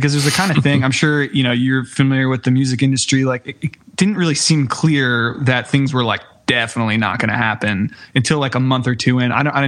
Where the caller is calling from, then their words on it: Brooklyn, New York, United States; I'm located in Brooklyn, New York.